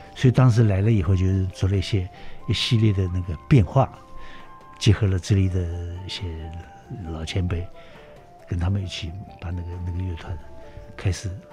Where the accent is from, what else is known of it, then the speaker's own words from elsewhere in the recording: Shanghai, China; moved away as an adult; also born or lived in Singapore; now in Taipei, Taiwan; 所以上海对我来讲确实是 呃，太重要了，是是我生我养我这个，这个，这个学习的、培养我成长的一个，一个，一个地方